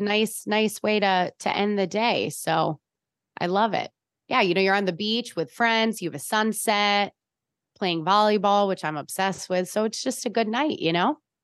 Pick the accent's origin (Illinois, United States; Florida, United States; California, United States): Illinois, United States; Chicago; accent: Chicago; now in San Francisco, United States; I'm from Chicago. I, it was pavement land.